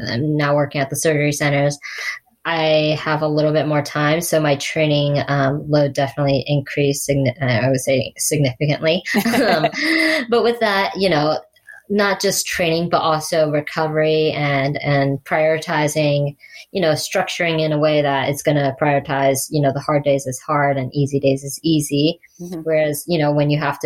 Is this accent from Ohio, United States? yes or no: yes; Ohio, United States; it was my hometown race in 70.3